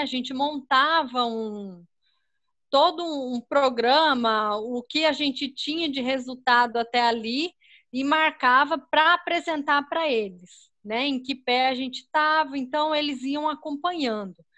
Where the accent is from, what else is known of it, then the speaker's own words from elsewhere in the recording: Pernambuco, Brazil; also born or lived in Mato Grosso; now in Cuiabá, Brazil; eu sou pernambucana. Então, mas eu moro aqui no Mato Grosso